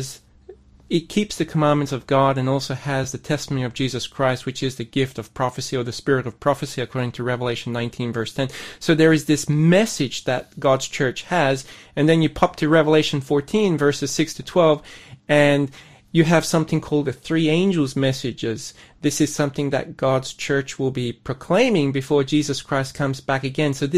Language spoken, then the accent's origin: English; Sydney, New South Wales, Australia; moved away as an adult; also born or lived in Bundaberg, Queensland / South Korea; I was born in Sydney, grew up in Sydney with an ethnic background